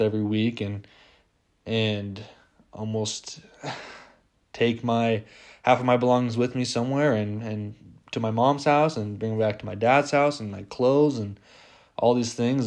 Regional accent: Las Vegas, Nevada, United States; I am from Las Vegas

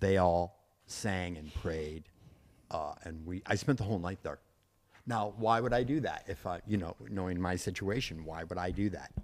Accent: Trenton, Michigan, United States; also born or lived in Dearborn, Michigan; now in Palm Springs, United States; I'm actually from Trenton

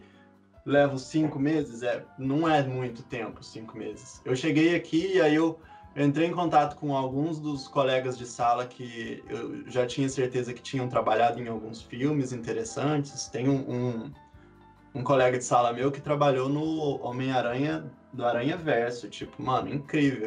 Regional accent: Boa Esperança, Minas Gerais, Brazil; moved away as an adult; now in Burnaby, Canada; Eu sou de Minas, bem do sul

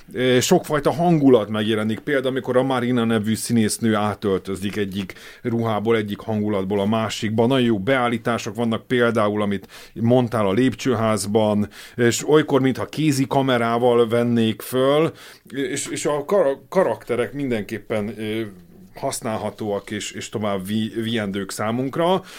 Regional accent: Hungary; Én magyarként

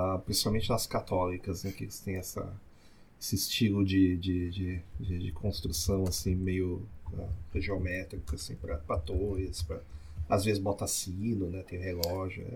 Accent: São Leopoldo, Rio Grande do Sul, Brazil; accent: São Leopoldo; Eu já sou do jeito que o pessoal que é São Leopoldo fala

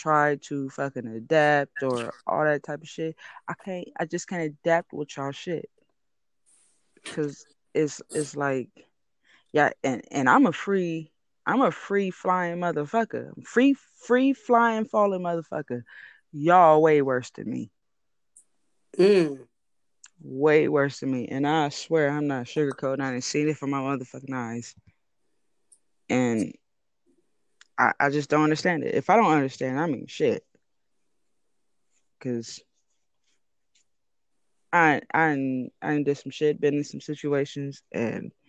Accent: San Francisco, California, United States; I'm from where I'm from, Frisco.

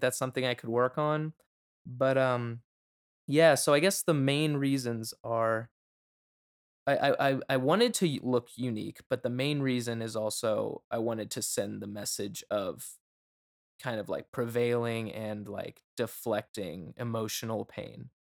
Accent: Florida, United States; I'm from Florida

